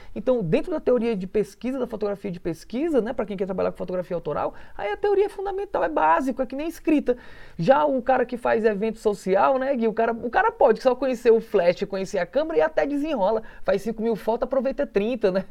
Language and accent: Portuguese; Canindé, Ceará, Brazil; moved away; eu que cresci embaixo de mangueiras, então uma fotografia que possa ter uma mangueira frutosa grande já me remete à minha infância incondicionalmente, direto, já me leva lá para o meu interior do Ceará, ali para Canidé